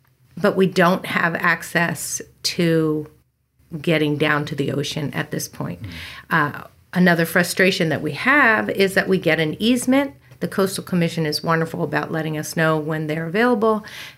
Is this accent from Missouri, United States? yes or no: no; Newark, Delaware, United States; moved away as an adult; also born or lived in Elkton, Maryland / Dover, Delaware; now in California, United States; I grew up in Newark, Delaware, and then moved my formative years down to Dover and then up to the U of D for college.